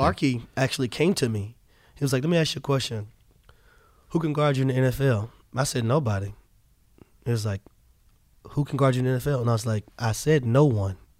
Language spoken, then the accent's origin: English; Atlanta, Georgia, United States; born or raised there